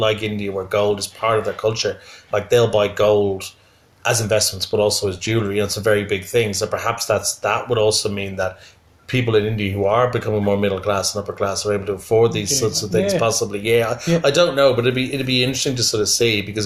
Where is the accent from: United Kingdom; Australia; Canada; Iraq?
United Kingdom; I'm a Brit